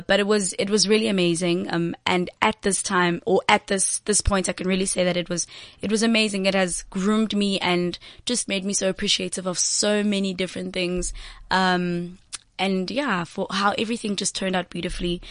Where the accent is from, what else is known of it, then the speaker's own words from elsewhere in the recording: Johannesburg, Gauteng, South Africa; I'm actually from um, Eldorado Park